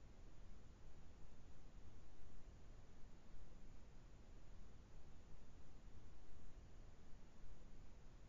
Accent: Oklahoma, United States; I'm from Oklahoma

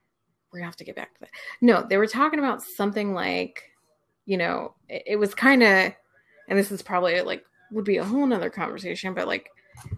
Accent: Florida, United States; So I grew up in Florida, yes.

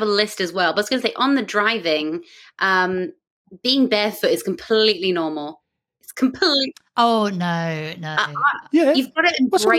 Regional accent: United Kingdom; moved away as an adult; now in Australia; as a British person

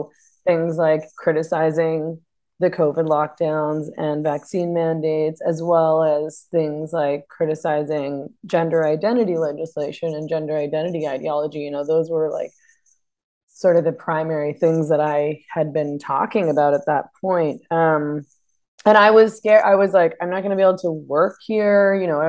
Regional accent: Vancouver, British Columbia, Canada; moved away as an adult; now in Sayulita, Mexico; I was born in Vancouver.

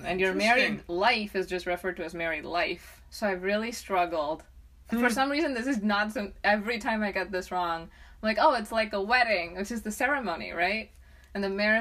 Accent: India; moved away; I grew up in India, where you're not supposed to slam car doors

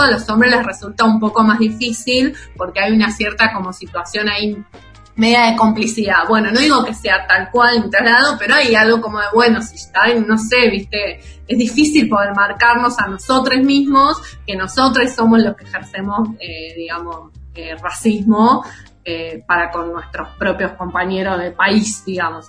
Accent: Argentina; no nos es tan fácil a nosotros como argentinos

